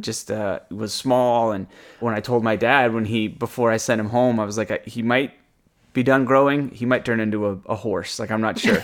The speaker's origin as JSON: {"language": "English", "region": "Virginia", "country": "United States", "tie": "born or raised there", "moved": "as an adult", "lives_now": "Maine, United States", "said": "growing up in Virginia"}